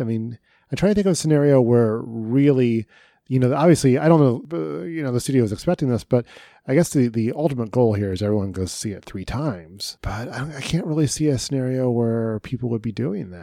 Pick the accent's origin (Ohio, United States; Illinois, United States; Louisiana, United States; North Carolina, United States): Ohio, United States; Dayton; my hometown newspaper, the, of the, uh, in Dayton, Ohio